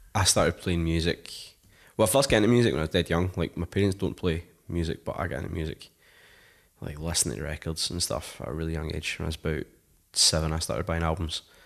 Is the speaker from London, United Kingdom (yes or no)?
no; Paisley, Scotland, United Kingdom; I come from Paisley, like, really small town